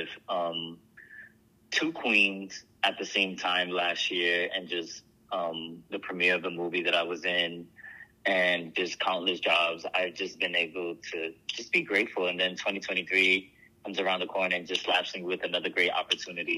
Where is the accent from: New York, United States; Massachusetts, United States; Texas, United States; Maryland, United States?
New York, United States; New York City; I grew up in the Boogie Down Bronx